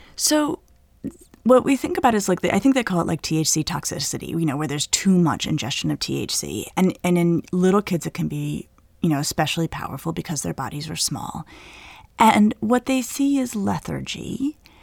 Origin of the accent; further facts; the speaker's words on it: Colorado, United States; moved away; I grew up in Colorado where certainly people around me were smoking marijuana when we were in high school